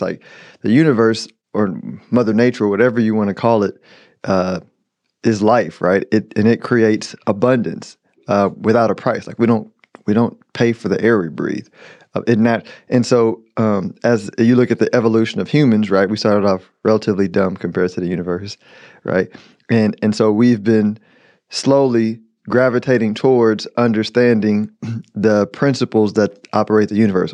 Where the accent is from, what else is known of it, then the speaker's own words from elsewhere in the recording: United States; as an American